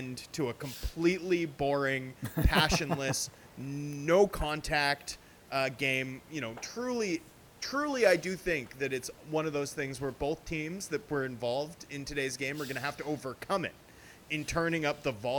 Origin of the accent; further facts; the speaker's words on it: Vancouver, British Columbia, Canada; I'm from Vancouver